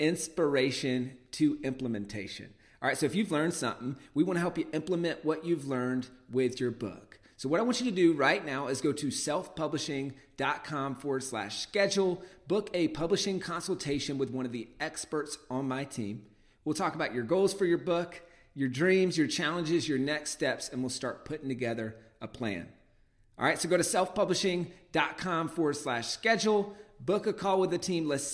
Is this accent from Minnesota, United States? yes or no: no; Walhalla, South Carolina, United States; the property that we grew up in Walhalla, South Carolina